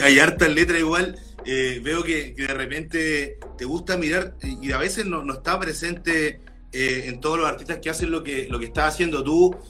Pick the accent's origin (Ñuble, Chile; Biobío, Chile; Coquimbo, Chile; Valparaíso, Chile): Biobío, Chile; Lota; yo igual soy de región, más al sur que tú, soy de Lota